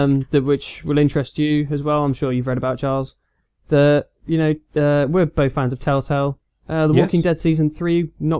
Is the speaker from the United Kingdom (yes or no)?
yes; United Kingdom; We can say this as being British.